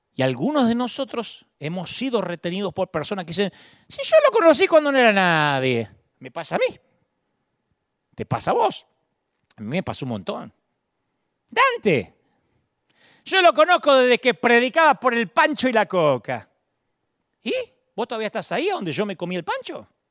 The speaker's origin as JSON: {"language": "Spanish", "country": "Argentina", "moved": "yes"}